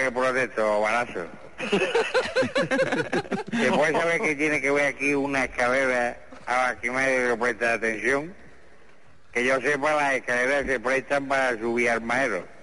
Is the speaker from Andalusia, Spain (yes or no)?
yes; Lucena, Andalusia, Spain; allí estábamos unos pocos de mi pueblo de Lucena, allí en Lucena, que yo no sé si usted ha estado alguna vez en Lucena, porque yo soy … de Lucena.